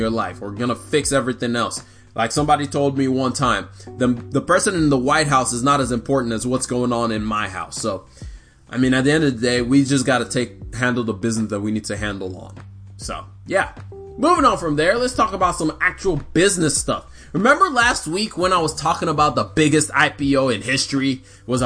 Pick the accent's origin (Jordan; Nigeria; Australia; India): Nigeria; now in United States; I'm Nigerian, I was not born here, I finally just got the right to vote